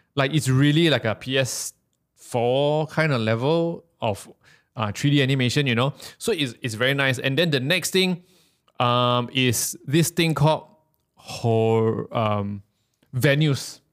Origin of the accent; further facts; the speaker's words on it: Malaysia; I'm, I'm from Malaysia